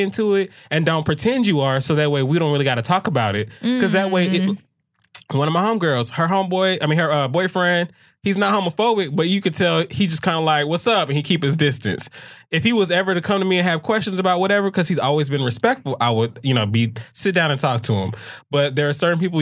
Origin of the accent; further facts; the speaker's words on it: Atlanta, Georgia, United States; moved away; I'm from Atlanta.